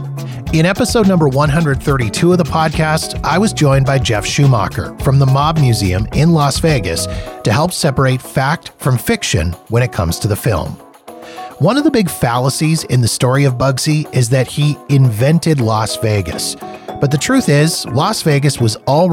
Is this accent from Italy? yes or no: no; Canada; being Canadian